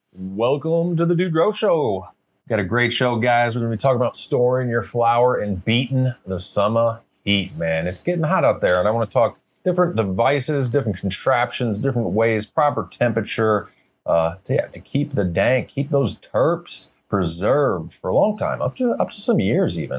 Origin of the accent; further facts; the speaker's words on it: St. Louis, Missouri, United States; now in British Columbia, Canada; I remember growing up. I grew up in the Midwest, like St. Louis, Missouri.